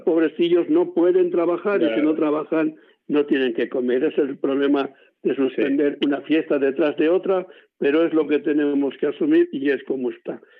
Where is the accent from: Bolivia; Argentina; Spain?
Spain; Cevico de la Torre, Castile and León; mi pueblo, que es Cívico de la Torre, aquí en Palencia